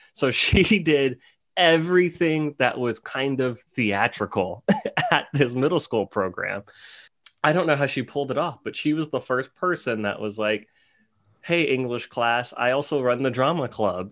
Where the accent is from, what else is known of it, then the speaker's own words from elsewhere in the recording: New Orleans, Louisiana, United States; I'm from New Orleans, Louisiana, which is probably one of the most, uh, colorful cities in, in America